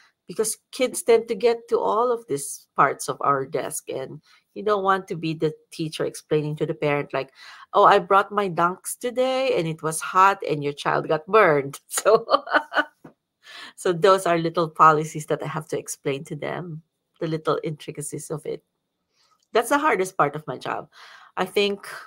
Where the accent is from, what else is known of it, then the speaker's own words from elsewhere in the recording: Philippines; now in Ashland, United States; because I am still a Filipino